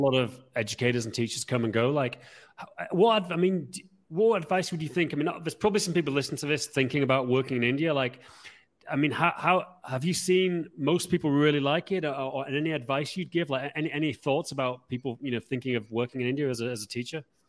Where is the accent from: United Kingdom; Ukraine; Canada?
United Kingdom; England; as an Englishman